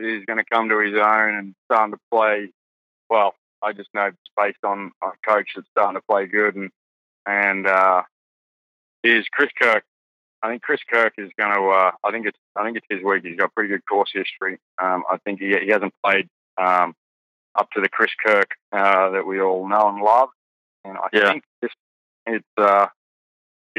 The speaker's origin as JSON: {"language": "English", "country": "Australia", "accent": "Australian", "said": "my Australian accent"}